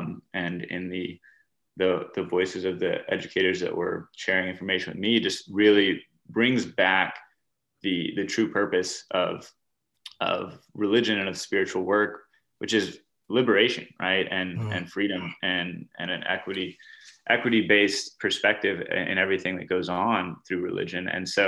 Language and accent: English; the American South, United States; which I was from the American South, but a lot of folks on this program were students from other parts of the world